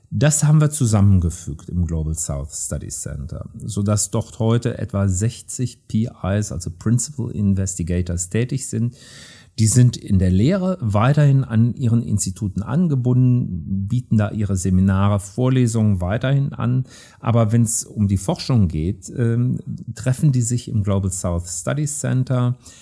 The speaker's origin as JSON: {"language": "German", "region": "Rhineland", "country": "Germany", "said": "als Rheinländer bin ich Optimist"}